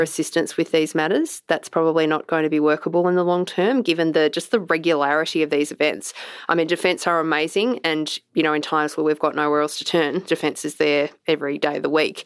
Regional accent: Australia; as an Australian

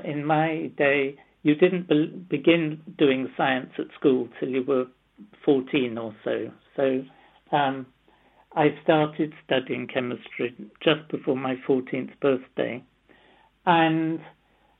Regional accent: London, United Kingdom; also born or lived in Nottingham; I was born in London. My father was Russian, born in Moscow. My mother was in English, born in London, and didn't speak a word of Russian.

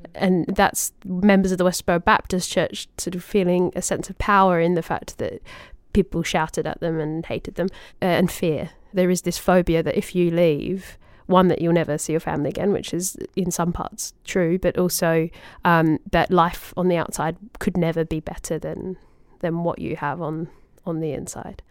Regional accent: Australia; little kid in Australia

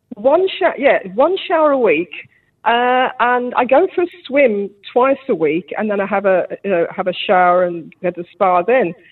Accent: Birmingham, West Midlands, United Kingdom; now in New Zealand; when I growing up in Birmingham, back to back housing

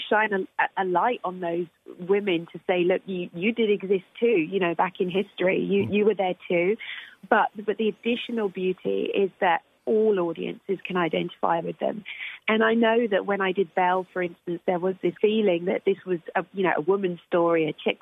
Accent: United Kingdom; I'm British and I'm also black and I'm also female.

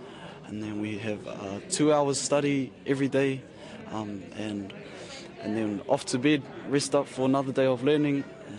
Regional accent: New Zealand; now in Wellington, New Zealand; I live in Wellington and I'm from Wairo in Waoriki. My iwi are Ngāti Kahungunu me Ngāti Porou.

